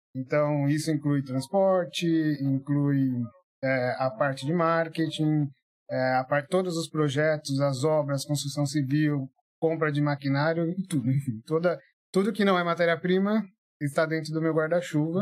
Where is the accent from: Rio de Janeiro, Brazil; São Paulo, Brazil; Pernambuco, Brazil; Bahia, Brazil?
São Paulo, Brazil; also born or lived in Atibaia; eu vim de São, morava em São Paulo, é, na Sapopemba, Zona Leste, assim, né? Menino de periferia.